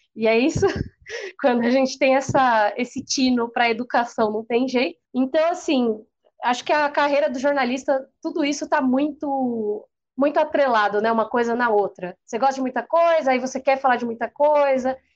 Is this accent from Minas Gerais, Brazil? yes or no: no; Santo André, São Paulo, Brazil; also born or lived in São Bernardo do Campo; eu morei muito tempo em São Bernardo, sou de Santo André